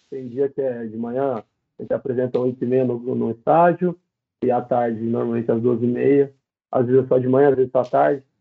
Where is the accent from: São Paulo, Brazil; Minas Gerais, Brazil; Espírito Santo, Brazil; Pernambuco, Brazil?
São Paulo, Brazil; Sete Barras; é eu sou de Sete Barras, mano, no interior de São Paulo.